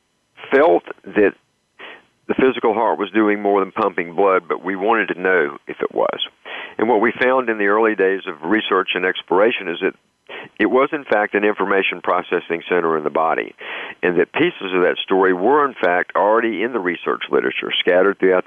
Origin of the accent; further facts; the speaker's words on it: the South, United States; moved away; also born or lived in North Carolina; I'm originally from the South